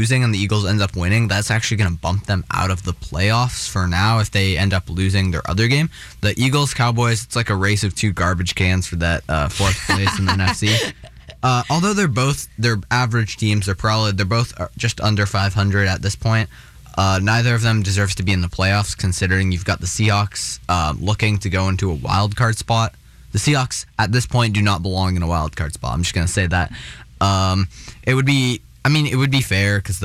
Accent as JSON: {"language": "English", "country": "Canada", "said": "as a Canadian"}